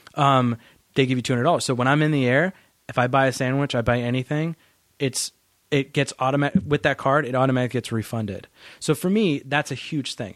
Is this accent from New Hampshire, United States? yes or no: yes; New Hampshire, United States; also born or lived in Massachusetts; I grew up in New Hampshire